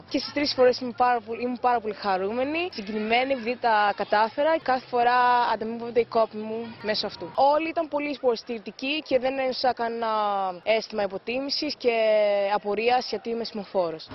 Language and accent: Greek; Greece; νιώθω σαν να είμαι μια Ελληνίδα. είμαι εδώ, γεννήθηκα εδώ, πάω σχολείο εδώ.